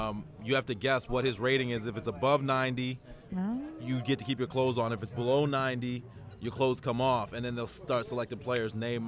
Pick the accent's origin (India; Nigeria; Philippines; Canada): Canada; Halifax, Nova Scotia; moved away; also born or lived in Vancouver; I'm from a place you don't know named called Halifax.